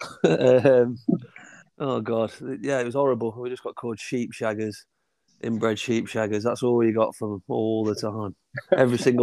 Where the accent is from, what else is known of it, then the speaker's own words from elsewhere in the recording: Belper, East Midlands, United Kingdom; I'm from Belper originally, so obviously I grew up going down there watching Belpetown